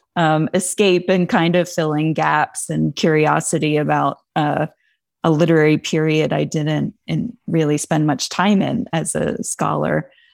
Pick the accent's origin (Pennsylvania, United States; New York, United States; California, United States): Pennsylvania, United States; the Poconos; I grew up in the Poconos in Pennsylvania mostly